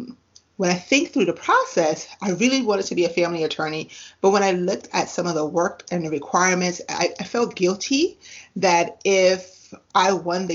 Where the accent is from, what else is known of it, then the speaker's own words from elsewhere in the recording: U.S. Virgin Islands; now in United States; So where I grew up, I didn't grow up in the U.S. I grew up in the Virgin Islands.